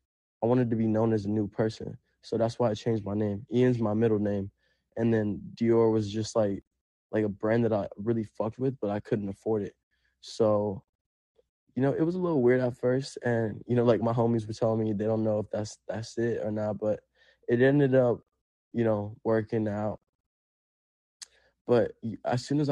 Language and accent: English; Puerto Rico; first language Spanish; English is a second language; now in Los Angeles, United States; I grew up in Puerto Rico. Like, we were homeless.